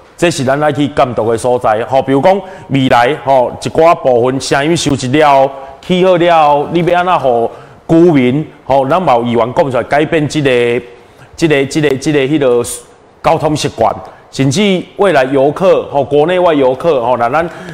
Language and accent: Chinese; Taiwan; 我们台湾人是北输人啦。